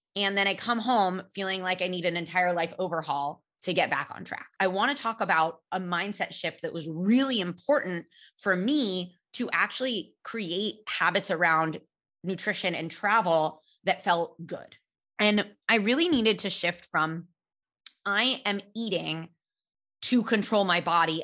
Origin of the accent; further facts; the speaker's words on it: California, United States; I grew up in California